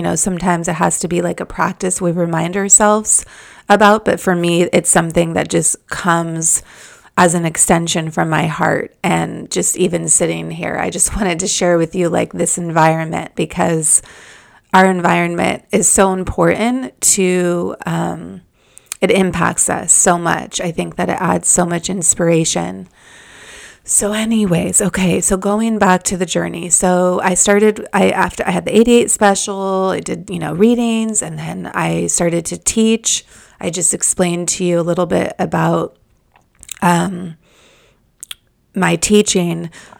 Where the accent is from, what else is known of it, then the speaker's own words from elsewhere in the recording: Malibu, California, United States; I live in the neighborhood that I grew up in Malibu, and there's just beautiful trees surrounding the streets